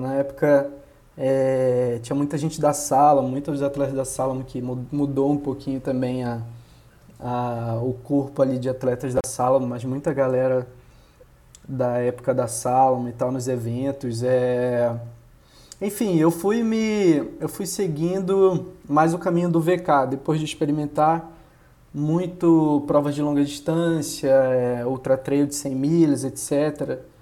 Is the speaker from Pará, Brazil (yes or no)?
yes; Belém, Pará, Brazil; moved away as an adult; now in Rio de Janeiro, Brazil; eu sou de Belém, que não é um lugar que, que tem montanha, né? Belém é no meio da Amazônia lá